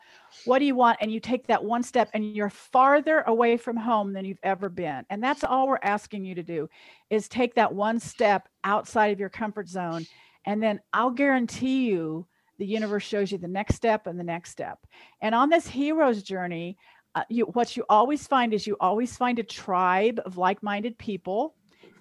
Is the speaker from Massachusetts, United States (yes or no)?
no; Kansas, United States; I'm from Kansas